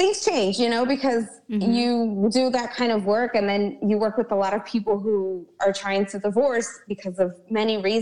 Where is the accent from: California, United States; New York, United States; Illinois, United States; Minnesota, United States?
New York, United States; New York City; also born or lived in Hoboken, New Jersey; I was actually raised in Brooklyn, New York. I was born in Hoboken, New Jersey, across the river